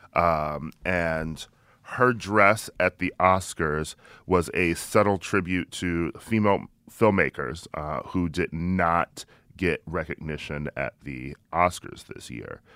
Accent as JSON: {"language": "English", "town": "Milwaukee", "region": "Wisconsin", "country": "United States", "tie": "born or raised there", "said": "I'm from Milwaukee, um, and uh, I went to a all boys Catholic high school, so I grew up with um, Republicans"}